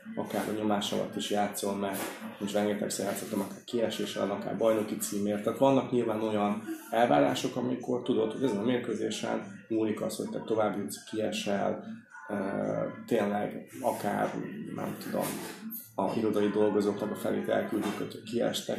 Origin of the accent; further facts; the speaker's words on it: Hungary; also born or lived in Stuttgart; oda kikerültem magyarként, nem is beszéltem annyira jól